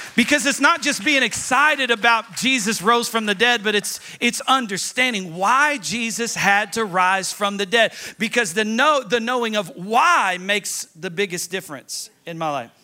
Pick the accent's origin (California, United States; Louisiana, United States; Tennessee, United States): Tennessee, United States; I'm from Tennessee